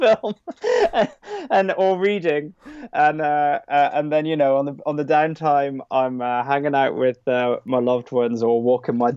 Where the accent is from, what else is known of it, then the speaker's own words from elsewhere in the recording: Scotland, United Kingdom; also born or lived in London; now in Brighton, United Kingdom; It's up in Scotland, where I'm actually from originally. I was born and brought up in Scotland.